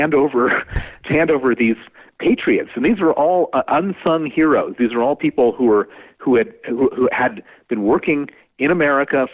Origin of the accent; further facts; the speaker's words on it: United States; accent: American; moved away as an adult; now in London, United Kingdom; my accent is American, I moved to London 29 years ago and became British, and I've been living there ever since.